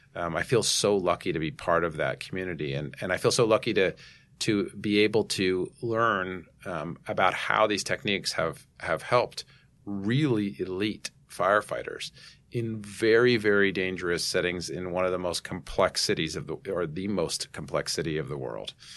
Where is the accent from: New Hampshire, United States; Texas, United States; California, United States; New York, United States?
New York, United States; New York City; I grew up in Manhattan here